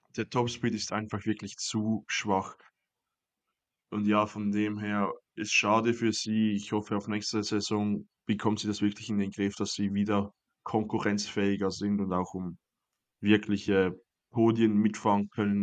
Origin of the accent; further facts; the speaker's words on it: Switzerland; Ich bin da als Schweizer